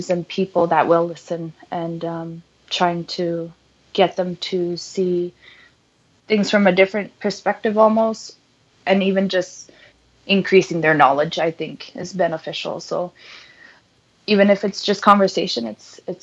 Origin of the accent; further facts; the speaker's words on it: Baker Lake, Nunavut, Canada; moved away as an adult; now in Peterborough, Canada; you're just growing up in Nunavut